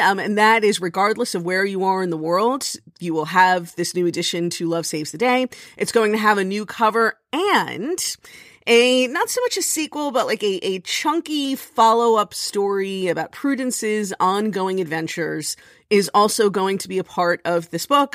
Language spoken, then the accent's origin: English; Miami Beach, Florida, United States; moved away; I grew up on Miami Beach